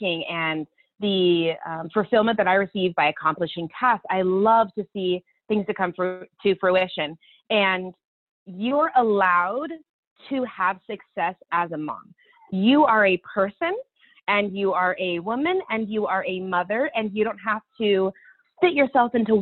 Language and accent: English; Olympia, Washington, United States; moved away as an adult; now in Utah, United States; We're from the Pacific Northwest